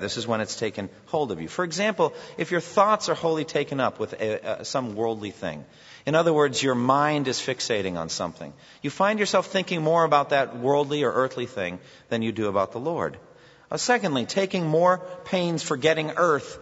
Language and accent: English; United States; One of the things about being Americans